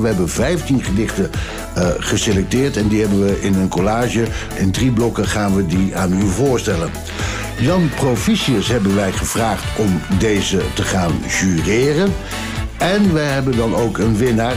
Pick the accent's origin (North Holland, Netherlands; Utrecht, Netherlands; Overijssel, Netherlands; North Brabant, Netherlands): Overijssel, Netherlands; Ommen; Ik kom dan uit Ommen, dat was dan niet zo ver van Deventer